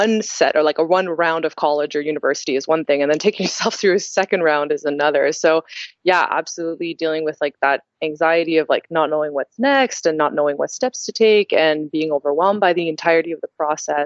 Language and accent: English; Toronto, Ontario, Canada; I'm from Toronto originally